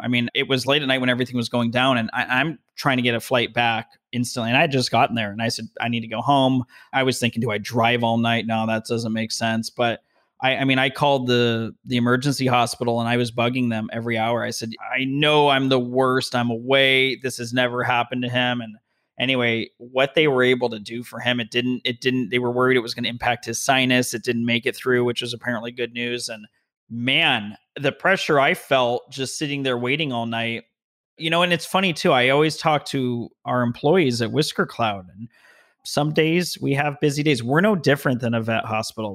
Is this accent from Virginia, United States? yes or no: no; Las Vegas, Nevada, United States; also born or lived in Denver; now in Southern California, United States; I'm from Vegas, a lot of strip malls